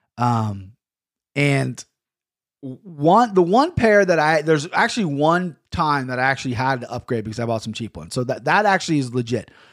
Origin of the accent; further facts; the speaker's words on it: United States; I'm an American, I'm red, white, and blue